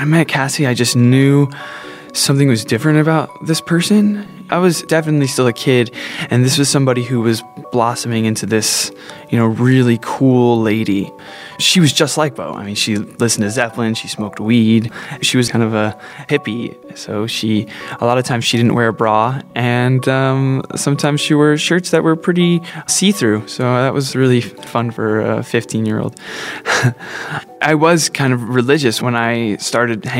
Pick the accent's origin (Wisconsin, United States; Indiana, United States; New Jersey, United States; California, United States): New Jersey, United States; Growing up in New Jersey